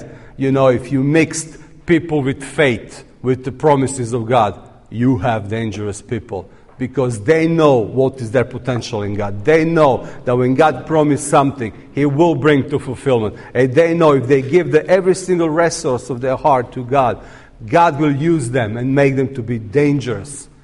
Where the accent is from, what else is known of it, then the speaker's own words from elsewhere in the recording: Serbia; I'm coming from Serbia